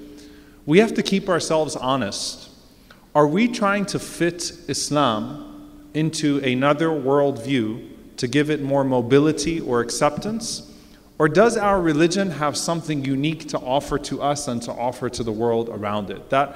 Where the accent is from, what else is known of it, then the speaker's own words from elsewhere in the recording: New Orleans, Louisiana, United States; now in Texas, United States; I'm from New Orleans. I live in Texas. I'm a Palestinian.